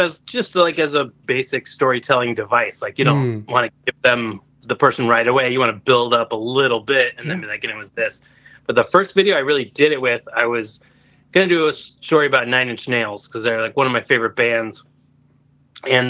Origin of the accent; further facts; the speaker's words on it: Anaheim, California, United States; moved away as an adult; also born or lived in Illinois; now in Chicago, United States; I'm actually from Anaheim, California originally